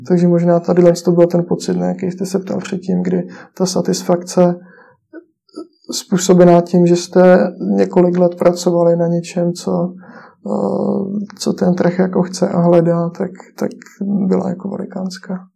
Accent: Czechia; jsme v tom jako Češi

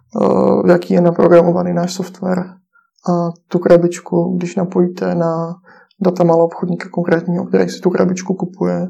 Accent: Czechia; jsme v tom jako Češi

